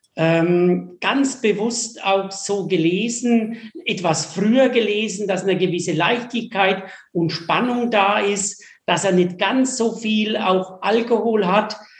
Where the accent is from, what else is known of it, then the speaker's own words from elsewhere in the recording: Franconia, Bavaria, Germany; also born or lived in Escherndorf; bei uns in Franken